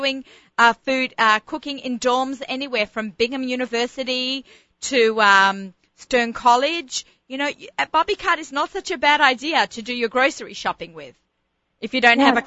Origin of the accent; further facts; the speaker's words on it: Australia; I'm Australian